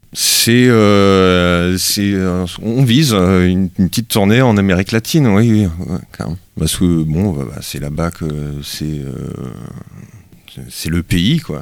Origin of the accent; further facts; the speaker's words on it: Brittany, France; on était quasiment que des bretons